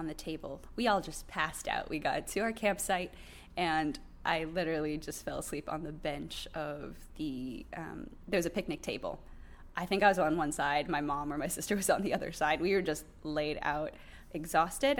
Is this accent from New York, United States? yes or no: yes; New York, United States; we're from New York